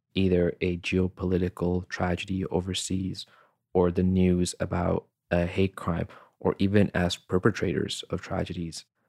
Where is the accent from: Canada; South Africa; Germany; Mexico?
Canada; also born or lived in Hyderabad, Pakistan; I was born in Hyderabad, Pakistan, and when I was seven years old, I came to Canada with my family.